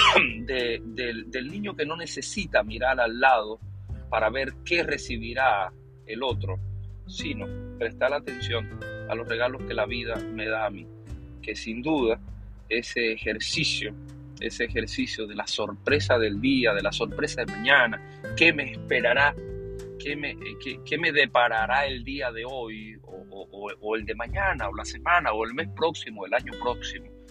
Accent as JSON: {"language": "Spanish", "town": "Potrerillo", "country": "Cuba", "tie": "born or raised there", "said": "esa es mi niñez, esa es mi niñez en Cuba"}